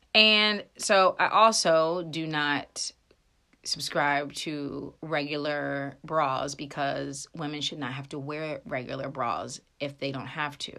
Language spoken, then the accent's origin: English; Frederick, Maryland, United States; I grew up in Frederick, Maryland